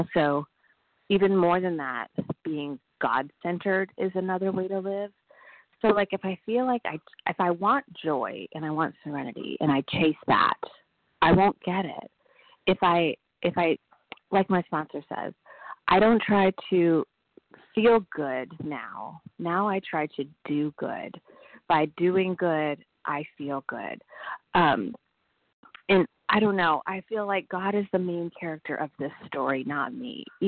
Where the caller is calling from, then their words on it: Nashville, Tennessee, United States; Hi, this is … I'm calling from Nashville, Tennessee.